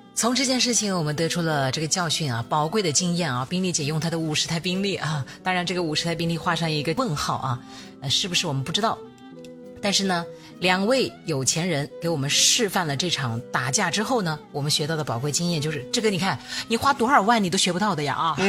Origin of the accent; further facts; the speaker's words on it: Shenzhen, Guangdong, China; 我们深圳人大部分都还是很务实、很低调